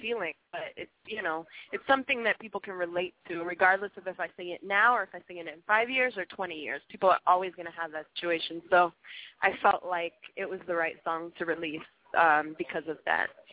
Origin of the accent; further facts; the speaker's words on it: Montreal, Quebec, Canada; moved away as an adult; I'm from Montreal, as you mentioned originally